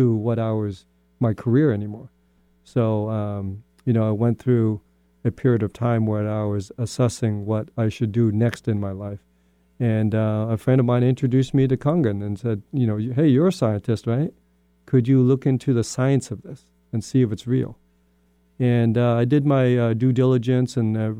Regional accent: Spokane, Washington, United States; also born or lived in Vietnam; I'm an immigrant kid from Vietnam. I came over after the Vietnam War and I settled in Spokane, Washington. But I grew up in Spokane

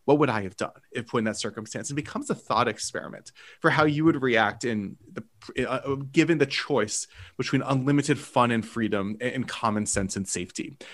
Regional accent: United States; I am an American

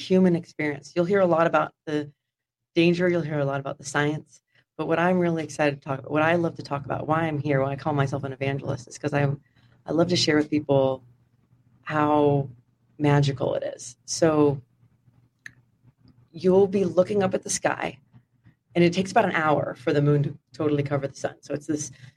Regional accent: Sonoma County, Northern California, United States; also born or lived in Houston, Texas; I grew up in Sonoma County, so Northern California, about an hour north of San Francisco

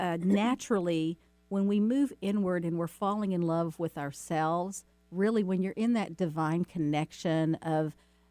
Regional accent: the South, United States; And, you know, I'm from the South.

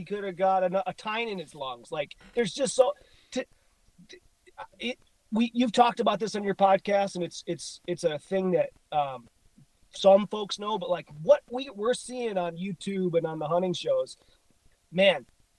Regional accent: Illinois, United States; You know, I grew up in Illinois.

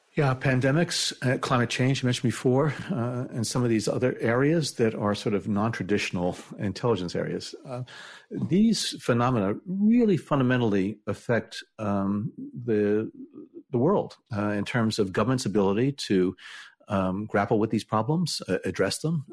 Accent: New Jersey, United States; growing up in New Jersey

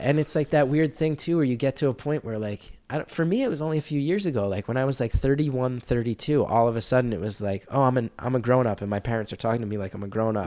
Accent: New Jersey, United States; I grew up in North Jersey

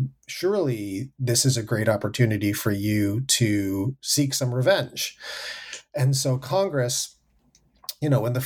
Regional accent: Canada; now in United States; growing up in Canada, it is impossible to ignore the United States. But then when I moved to the United States, I realized living in America, it's actually very easy to ignore Canada.

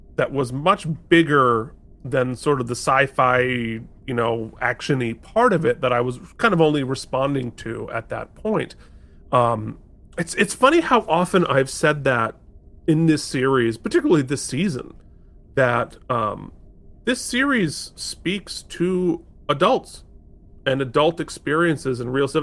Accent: Vermont, United States; moved away as an adult; now in New York City, United States; a teenager growing up in Vermont, right, in, you know, like, middle class Vermont

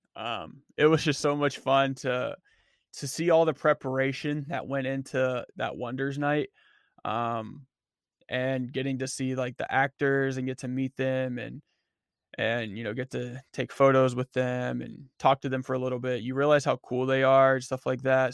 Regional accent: Erie, Pennsylvania, United States; in Erie, in my hometown

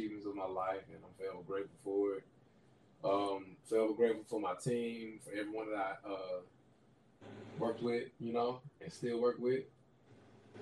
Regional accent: Tennessee, United States; moved away as an adult; also born or lived in Mississippi; now in California, United States; I'm from Tennessee, so Tennessee, and then I also have Mississippi roots too

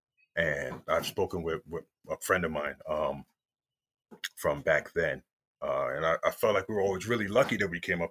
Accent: Uniondale, New York, United States; I grew up in Uniondale, New York

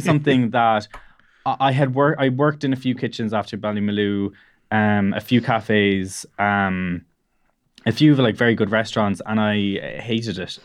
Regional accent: Cork, Munster, Ireland; I'm from the Harbour area, which, so I, I grew up near the city, uh, and went to school in the city

